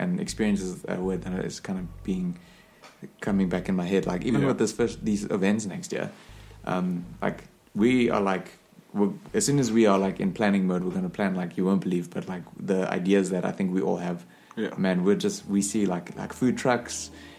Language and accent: English; South Africa; I'm South African people.